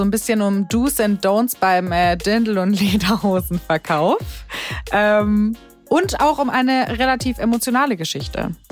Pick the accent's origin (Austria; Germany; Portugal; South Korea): Germany; Rhineland-Palatinate; accent: Pfälzisch; Ja, ich komme ja aus der Pfalz.